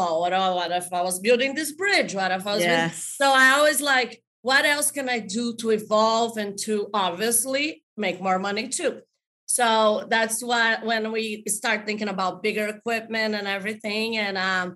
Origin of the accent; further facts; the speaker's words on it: Brazil; moved away as an adult; also born or lived in Florida; now in United States; I'm originally from Brazil. I came here, I was 20 years old.